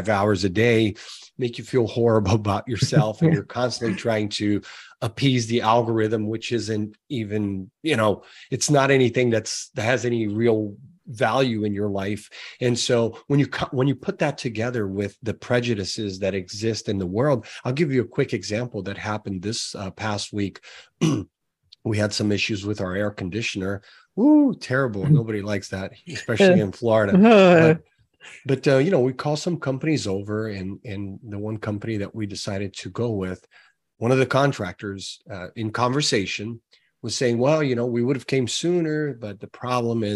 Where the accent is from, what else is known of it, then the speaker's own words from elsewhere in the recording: Brazil; moved away; I'm originally from Brazil